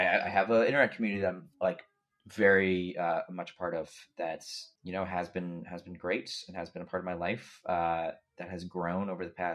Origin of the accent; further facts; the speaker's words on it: United States; I'm American